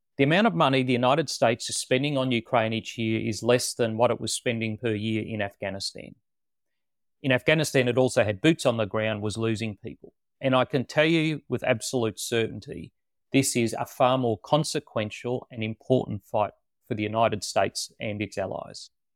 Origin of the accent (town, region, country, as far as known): Australia